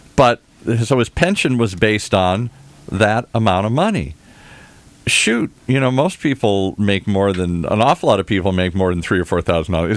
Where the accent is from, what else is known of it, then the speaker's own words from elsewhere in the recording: Detroit, Michigan, United States; I grew up in the Midwest, hardworking people